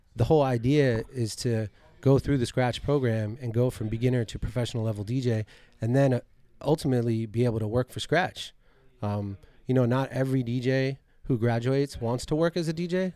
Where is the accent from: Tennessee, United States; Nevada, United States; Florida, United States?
Florida, United States; Coral Springs; also born or lived in Miami; I only really came to Miami 'cause I grew up in Coral Springs.